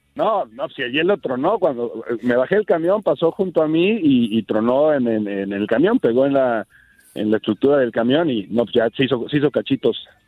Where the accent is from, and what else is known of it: Mexico